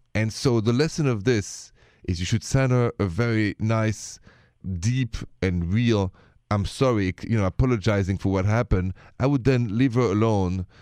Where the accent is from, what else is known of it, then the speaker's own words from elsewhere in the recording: Paris, Île-de-France, France; accent: French; now in United States; the accent is from Paris, France. I'm an American with a French accent.